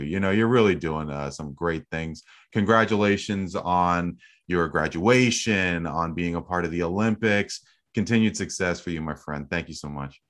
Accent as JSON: {"language": "English", "country": "Canada", "said": "as a Canadian"}